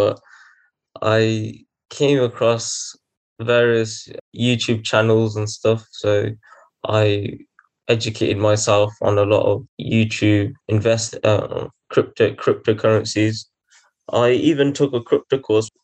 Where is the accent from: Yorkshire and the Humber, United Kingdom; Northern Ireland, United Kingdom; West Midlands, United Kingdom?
West Midlands, United Kingdom; Coventry; I'm from Coventry